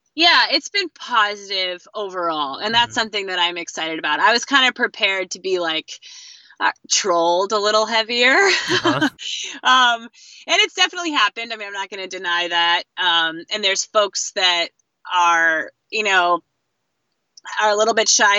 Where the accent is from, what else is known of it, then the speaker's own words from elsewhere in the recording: Fishers Island, New York, United States; also born or lived in southeastern Connecticut; I'm from New England, also actually, um, southeastern Connecticut. I grew up on um, Long Island Sound, uh, off the coast on Fisher's Island